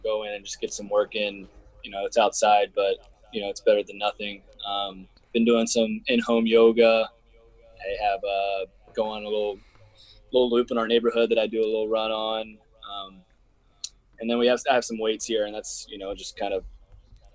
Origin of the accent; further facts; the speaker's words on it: Hoover, Alabama, United States; born and raised in Birmingham. A little suburb outside of Birmingham called Hoover